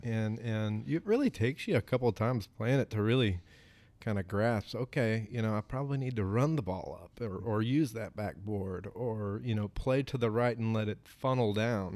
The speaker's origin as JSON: {"language": "English", "area": "Sequatchie County", "region": "Tennessee", "country": "United States", "tie": "born or raised there", "also_born_or_lived": "Pinehurst, North Carolina / Florida", "moved": "as an adult", "said": "I grew up here. Um, I grew up in Squatchy County, went to Squatchy County High School."}